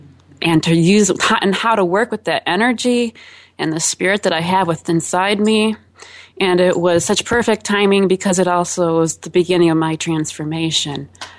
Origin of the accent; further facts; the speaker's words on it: Chicago, Illinois, United States; I am from Chicago, Illinois.